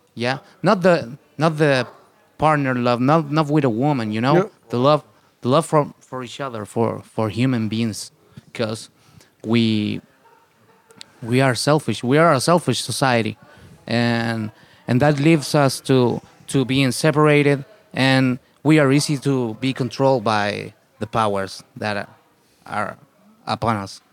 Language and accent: English; Santiago, Santiago Metropolitan Region, Chile; English is a second language; we are from the Santiago, which of course, it is the capital city